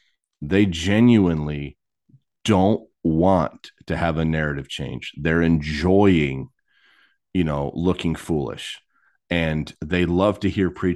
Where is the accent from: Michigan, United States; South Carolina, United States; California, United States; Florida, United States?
Michigan, United States; now in Texas, United States; Like, I came from Michigan to Texas.